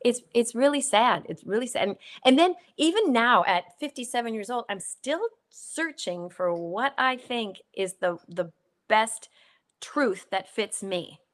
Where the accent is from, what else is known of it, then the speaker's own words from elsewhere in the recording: South Saint Paul, Minnesota, United States; I was born and raised in South Saint Paul, Minnesota